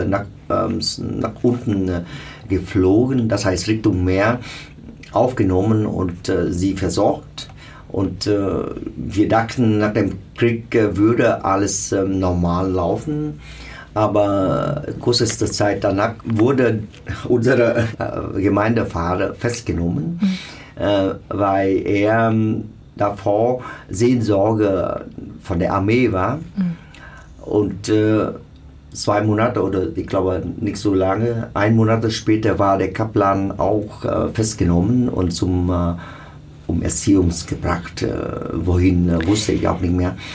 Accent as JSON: {"language": "German", "region": "South Vietnam", "country": "Vietnam", "said": "wir stammen alle aus dem Süden. Äh, wir haben mehr oder weniger mit der alten Regierung zu tun."}